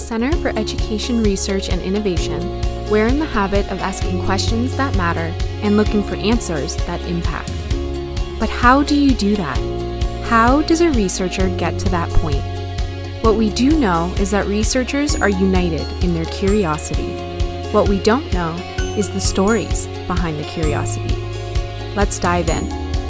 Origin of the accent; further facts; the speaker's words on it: Northern Ontario, Canada; growing up in Northern Ontario